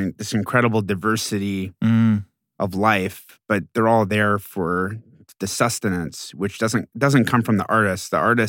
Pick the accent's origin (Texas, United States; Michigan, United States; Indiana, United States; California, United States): Texas, United States; Houston; I was growing up in Houston, but I was not from Houston, and I always felt like an alien.